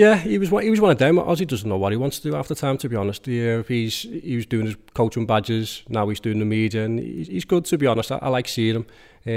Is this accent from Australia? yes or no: no; Skelmersdale, North West England, United Kingdom; Obviously, I'm growing up in Skem, and he was a bit more posher.